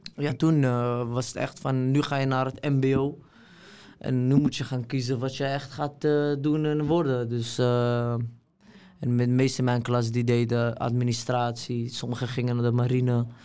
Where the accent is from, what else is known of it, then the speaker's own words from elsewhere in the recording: Amsterdam, North Holland, Netherlands; ik ben opgegroeid in Amsterdam-Oost